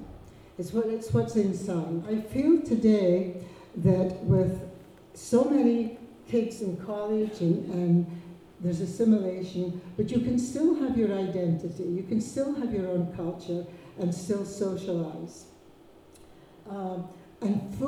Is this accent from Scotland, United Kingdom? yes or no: yes; Lerwick, Scotland, United Kingdom; I grew up in Lerwick, and I can speak Shetland without a bear seal. I really had a wonderful childhood